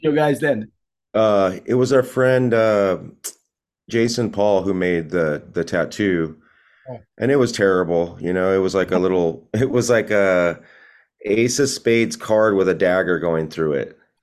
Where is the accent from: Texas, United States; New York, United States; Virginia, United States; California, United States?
California, United States; Long Beach; also born or lived in Corona, California / Los Angeles, California; that's where I grew up in Long Beach, pretty much most of my life